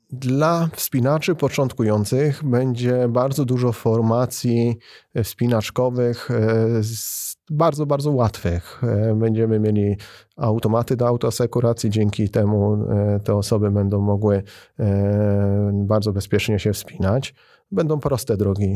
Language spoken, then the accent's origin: Polish; Bytom, Silesian Voivodeship, Poland; Ja jako bytomianin i osoba, która zamieszkuje i, i związana jest z Bytomiem